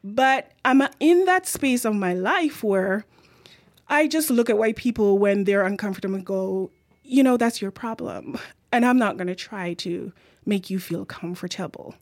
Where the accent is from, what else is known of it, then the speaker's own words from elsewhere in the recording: Jamaica; accent: Jamaican; now in Victoria, Canada; my Jamaican accent